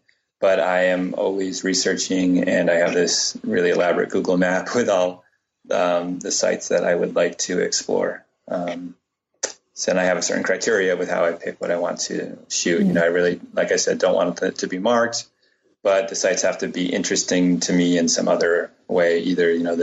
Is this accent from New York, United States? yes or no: no; Cambridge, Massachusetts, United States; I grew up in Cambridge, Mass